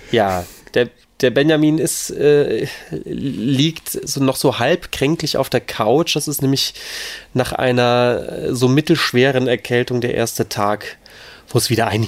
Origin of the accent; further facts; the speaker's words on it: Northern Germany, Germany; weil als Norddeutscher kennt man das ja gar nicht.